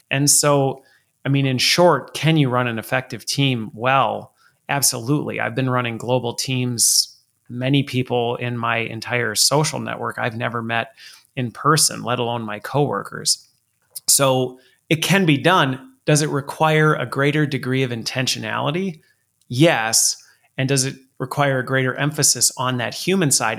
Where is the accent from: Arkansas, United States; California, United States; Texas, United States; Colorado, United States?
Colorado, United States; I was born in Colorado